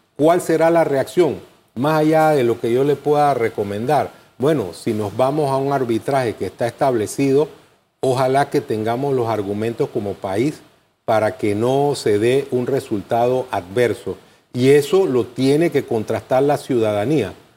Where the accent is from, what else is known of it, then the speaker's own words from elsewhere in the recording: Panama; todos somos panameños.